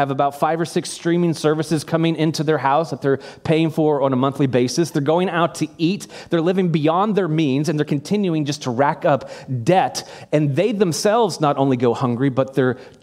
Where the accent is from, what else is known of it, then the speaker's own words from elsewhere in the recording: United States; as an American